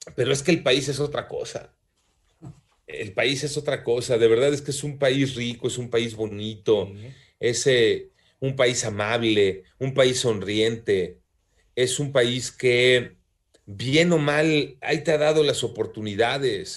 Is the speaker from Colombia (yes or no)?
no; Mexico; Somos discriminadores los mexicanos